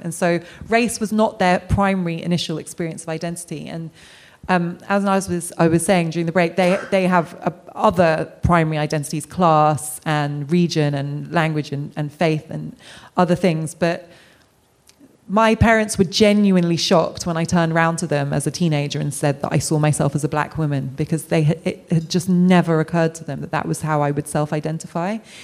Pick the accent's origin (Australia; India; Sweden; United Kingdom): United Kingdom; as a British person of colour